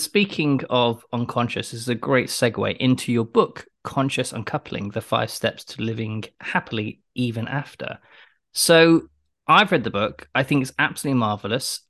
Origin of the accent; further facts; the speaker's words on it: United Kingdom; accent: British; also born or lived in London; my British accent